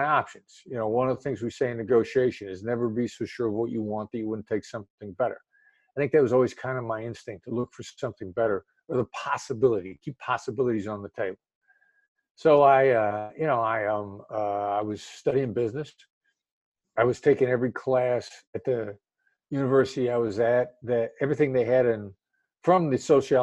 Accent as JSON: {"language": "English", "region": "Iowa", "country": "United States", "tie": "born or raised there", "also_born_or_lived": "Kansas City, Missouri", "moved": "as an adult", "said": "I grew up in the Midwest, and I decided to kind of stick to the Midwest for the time being. And where I grew up in Iowa, small town in Iowa"}